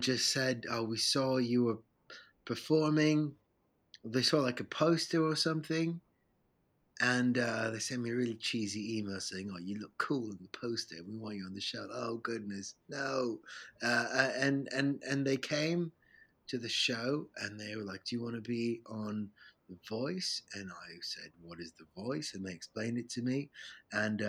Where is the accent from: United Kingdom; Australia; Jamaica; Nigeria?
United Kingdom; London; also born or lived in Rome, Italy; I was born in Rome, and then my mom and dad moved here to London when I was a baby, when I was 4 or 5 years old. And so I kind of became a Londoner ever since.